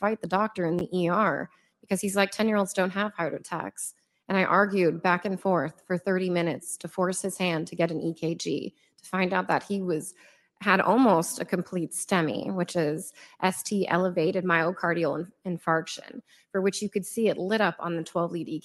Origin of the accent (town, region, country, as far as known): United States